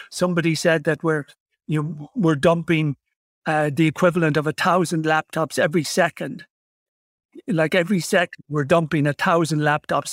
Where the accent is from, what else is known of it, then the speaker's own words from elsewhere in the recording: Ireland; I come from from Ireland